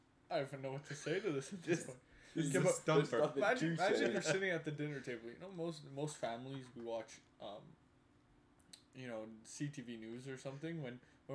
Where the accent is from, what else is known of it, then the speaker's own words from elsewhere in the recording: Montreal, Quebec, Canada; we are from Canada, you know, repping Montreal.